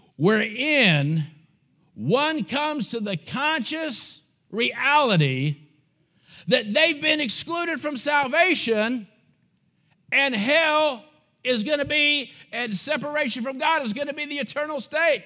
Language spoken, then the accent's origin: English; United States; also born or lived in Bulgaria; I'm an American